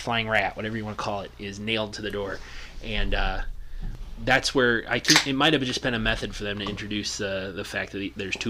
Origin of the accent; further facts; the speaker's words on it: northern Wisconsin, United States; I grew up in northern Wisconsin.